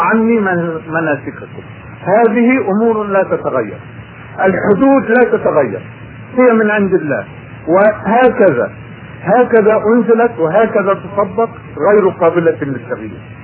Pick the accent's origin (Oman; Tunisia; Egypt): Egypt; في بلدنا